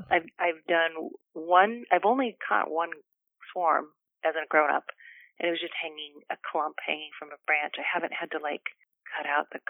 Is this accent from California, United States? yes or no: yes; Carmel Valley, California, United States; also born or lived in Bay Area; I just moved from the Bay Area to back to my hometown, Carmel Valley.